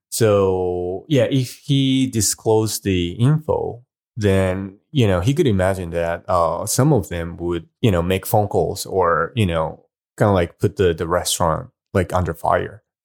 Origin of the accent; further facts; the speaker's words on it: Hiroshima, Japan; moved away; Hiroshima is my hometown.